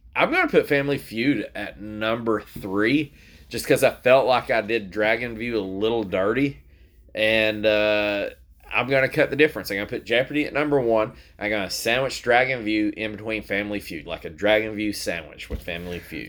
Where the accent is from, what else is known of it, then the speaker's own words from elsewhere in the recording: Tennessee, United States; we're from Tennessee